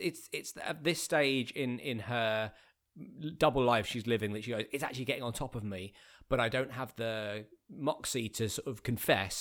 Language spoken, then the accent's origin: English; Bromley, London, United Kingdom; also born or lived in Streatham / Beckenham; I grew up in Bromley, so I've, I've, I've just moved to a different part of the same borough that I was born in.